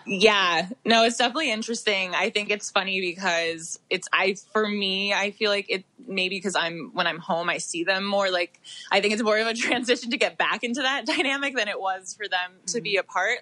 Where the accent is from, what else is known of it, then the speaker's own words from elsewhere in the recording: New York, United States; I'm from New York, so my family based were based in New York my whole life